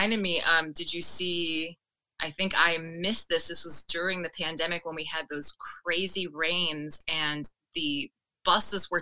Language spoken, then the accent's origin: English; Florida, United States; moved away as an adult; now in Chicago, United States; Born and raised in Florida